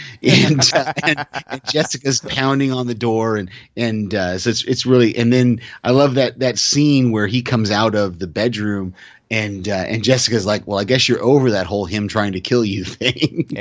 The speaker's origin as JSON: {"language": "English", "region": "California", "country": "United States", "tie": "born or raised there", "also_born_or_lived": "Texas", "moved": "as an adult", "said": "I'm from the West Coast. I grew up in California"}